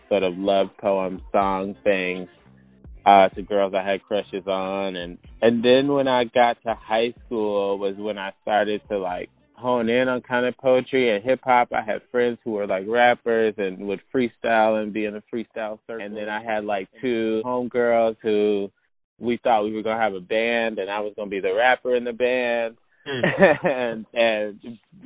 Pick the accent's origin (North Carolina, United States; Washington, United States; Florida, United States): North Carolina, United States; Chapel Hill; I grew up here in Chapel Hill